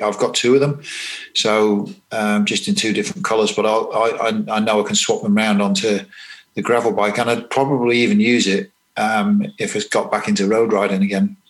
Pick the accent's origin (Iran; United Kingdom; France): United Kingdom; England; moved away as an adult; now in New Zealand; being English and quite uh, green in New Zealand